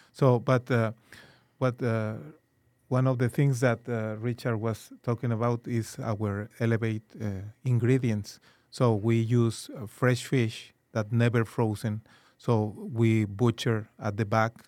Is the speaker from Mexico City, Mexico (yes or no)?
no; Guadalajara, Jalisco, Mexico; also born or lived in Sinaloa, Mexico; now in San Antonio, United States; I was, uh, born and raised in Mexico.